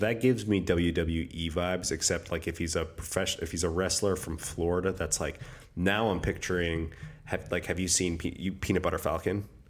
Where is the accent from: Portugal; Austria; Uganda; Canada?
Canada; Alberta; I'm from Alberta